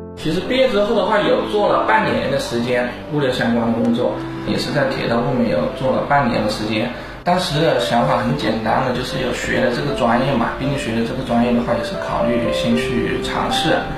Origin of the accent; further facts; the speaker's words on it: Changsha, Hunan, China; 我是一九八八年出生，我是茶茶本地人。 我当时在茶茶这边读的，是读的一个物流的这样的一个大专业学校， 就是物流的专业